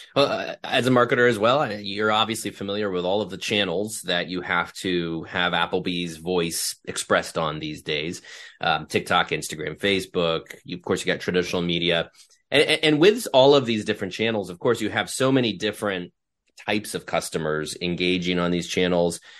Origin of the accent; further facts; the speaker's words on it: Ohio, United States; I grew up in Ohio